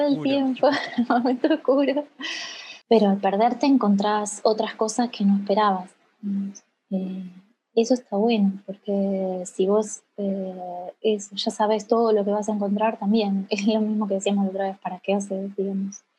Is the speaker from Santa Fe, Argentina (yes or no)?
yes; Casilda, Santa Fe, Argentina; soy de Casilda, una ciudad chica, chiquita de, la provincia de Santa Fe, al sur de Santa Fe